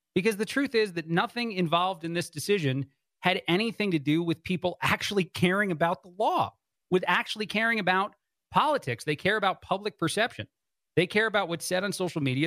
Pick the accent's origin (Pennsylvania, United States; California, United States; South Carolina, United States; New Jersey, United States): New Jersey, United States; I was born in New Jersey from the East Coast